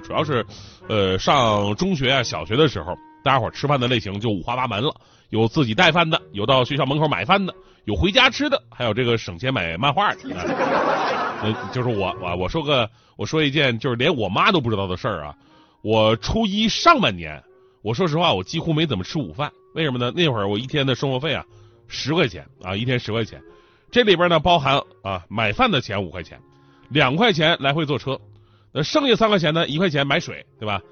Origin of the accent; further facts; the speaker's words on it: Northeast China, China; 我们每个东北人都特有的盒饭情节